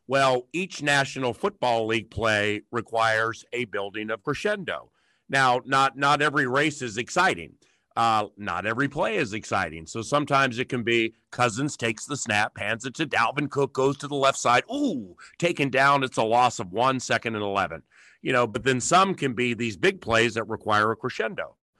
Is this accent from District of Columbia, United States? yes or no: yes; Washington, District of Columbia, United States; moved away; I'm from Washington, D C, and I've lived all over the country and, quite honestly, the world.